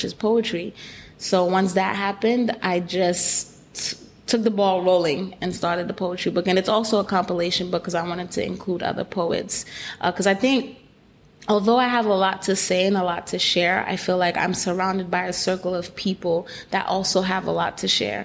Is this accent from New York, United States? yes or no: yes; New York City, New York, United States; I do come from a Haitian background, born and raised in Brooklyn